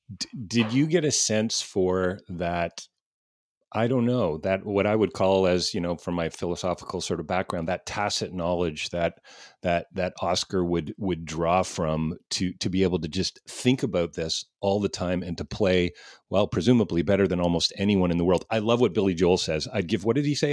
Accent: Canada; as a Canadian

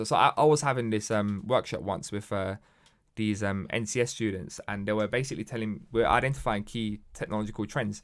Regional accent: London, United Kingdom; growing up in Hackney, and a lot of people don't know this, but Hackney was a sort of very rough part um, of London

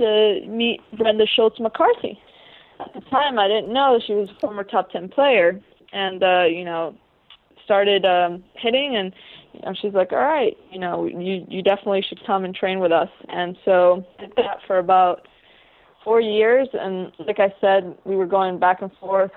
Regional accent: New York City, New York, United States; also born or lived in Ecuador; when I was 3 years old, I moved to New York City with my parents

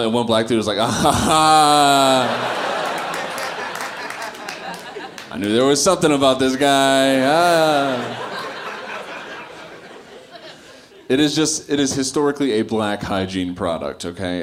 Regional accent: Kenosha, Wisconsin, United States; now in Chicago, United States; I grew up in Kenosha, Wisconsin

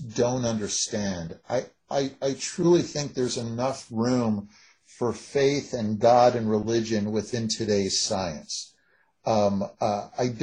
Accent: United States

